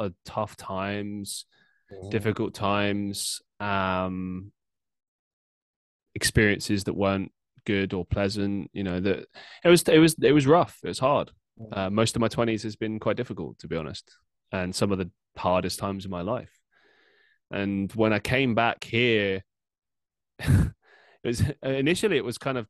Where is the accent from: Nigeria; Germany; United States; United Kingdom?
United Kingdom; London; moved away as an adult; also born or lived in Surrey; now in Manchester, United Kingdom; I grew up in London